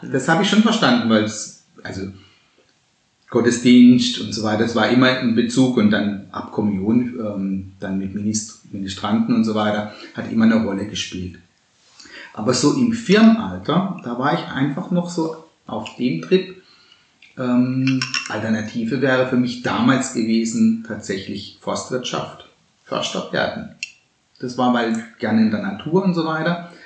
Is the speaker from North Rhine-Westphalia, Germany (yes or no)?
no; Baden-Baden deanery, Baden-Württemberg, Germany; moved away; bei uns im Dekanat Baden-Baden, wo ich herkomme.